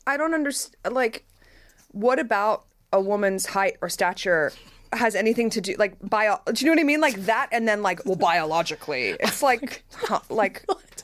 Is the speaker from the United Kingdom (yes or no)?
no; Australia; moved away; Growing up in Australia